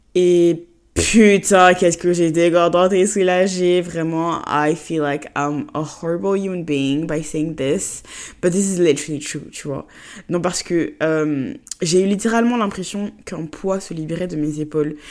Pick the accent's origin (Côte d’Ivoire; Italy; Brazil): Côte d’Ivoire; moved away as an adult; now in France; j'ai grandi en Côte d'Ivoire et que mes parents vivent en Côte d'Ivoire et que moi je suis juste en France euh, pour mes études